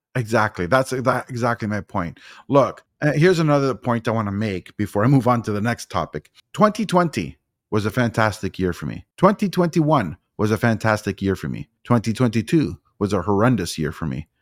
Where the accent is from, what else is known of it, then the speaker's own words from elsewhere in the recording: Toronto, Ontario, Canada; moved away as an adult; I was born and raised in Toronto, but I moved out here. I've been out here for four years